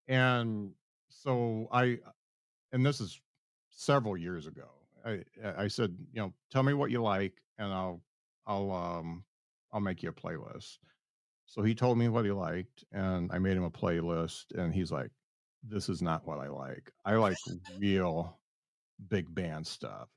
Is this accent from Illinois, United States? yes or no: no; South Bend, Indiana, United States; I am from South Bend